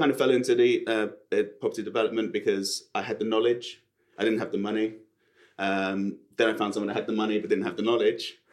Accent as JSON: {"language": "English", "town": "Sutton", "region": "London", "country": "United Kingdom", "said": "So I came from Sutton, where you don't pronounce your T's and you talk like that."}